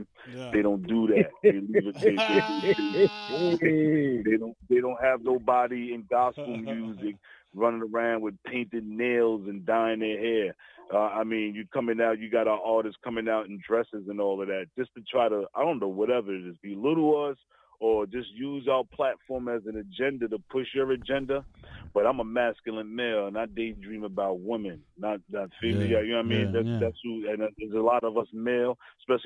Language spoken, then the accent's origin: English; New York City, New York, United States; Staten Island, New York, Stapleton